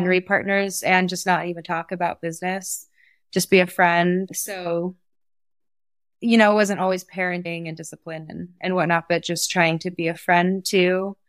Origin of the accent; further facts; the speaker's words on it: Mendocino, California, United States; now in Sonoma Valley, United States; I grew up in Mendocino